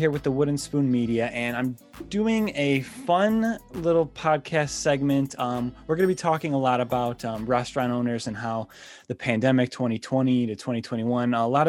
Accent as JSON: {"language": "English", "town": "Buffalo", "region": "New York", "country": "United States", "said": "I'm from Buffalo, New York, so I've only been to the city like 10, 15 times"}